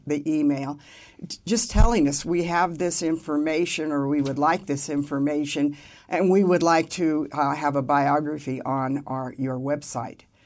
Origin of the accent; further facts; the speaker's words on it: Carson City, Nevada, United States; I grew up in Carson